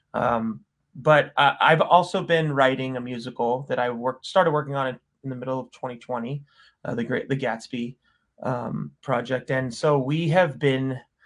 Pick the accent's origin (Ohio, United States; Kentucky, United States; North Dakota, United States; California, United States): California, United States; Thousand Oaks; also born or lived in Indiana / Arizona / Nashville; I'm from Southern California, mm-hmm. Thousand Oaks. Came, you know, was born here and then moved to Indiana, Arizona till I was about 10 and then moved back to Thousand Oaks